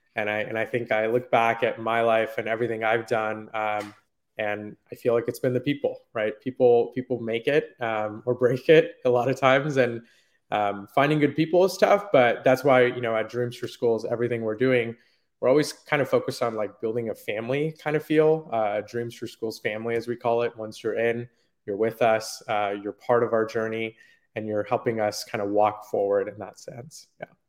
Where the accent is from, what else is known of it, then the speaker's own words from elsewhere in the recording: Silicon Valley, Bay Area, California, United States; I grew up in Silicon Valley in the Bay Area